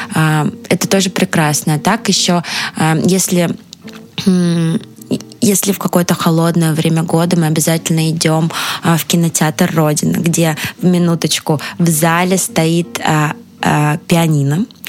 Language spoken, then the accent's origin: Russian; Moscow, Russia; я из Москвы, но сердцем из Петербурга